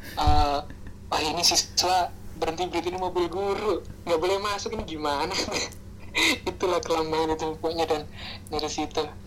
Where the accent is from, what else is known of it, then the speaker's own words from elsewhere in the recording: Java, Indonesia; accent: Javanese (medok); also born or lived in Babat; now in Jakarta, Indonesia; gue kan dari Jawa dan jadi logat kejawaan itu tetap ada walaupun gue pertama kali ke Jakarta